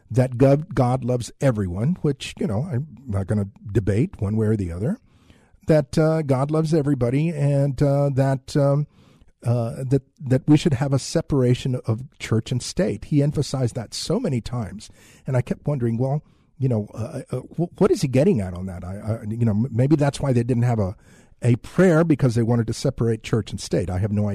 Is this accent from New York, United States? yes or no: no; San Antonio, Texas, United States; because I've been around it for so long since I've grown up here in San Antonio